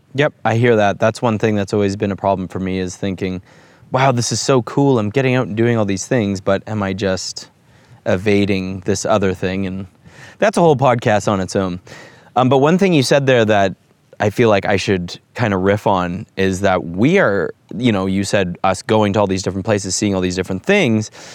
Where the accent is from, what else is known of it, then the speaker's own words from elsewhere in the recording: Toronto, Ontario, Canada; We're from Toronto, Ontario, Canada, and we find ourselves in the heart of Texas